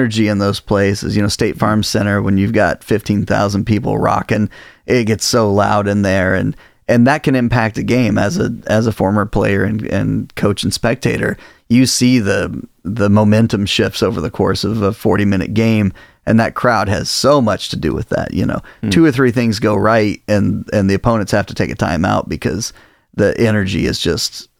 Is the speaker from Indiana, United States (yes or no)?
yes; Indiana, United States; now in Illinois, United States; I grew up in Indiana, and so you know, basketball is kind of king in Indiana